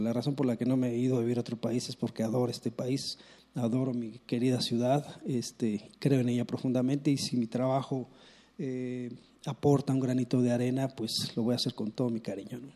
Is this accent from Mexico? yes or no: yes; Mexico City, Mexico; Yo nací acá en la Ciudad de México, yo nací nací en Regina, me, bautizaron en la catedral